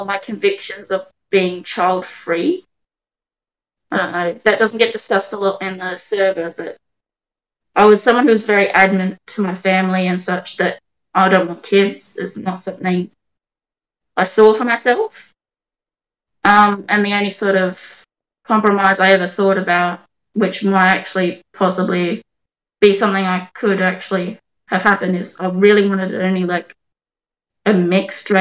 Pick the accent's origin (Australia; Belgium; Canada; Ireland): Australia; Adelaide, South Australia; I'm 28, born and raised in Adelaide